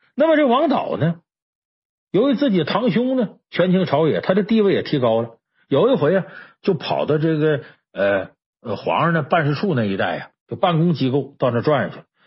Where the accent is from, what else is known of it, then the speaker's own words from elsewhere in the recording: China; 我们中国人呢，有一个自古流传下来一个说话习惯